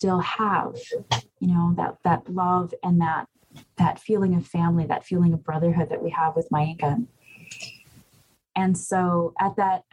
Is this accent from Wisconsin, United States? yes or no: yes; Bad River Band of Lake Superior Chippewa, northern Wisconsin, United States; I'm from the Bad River Band of Lake Superior Chippewa.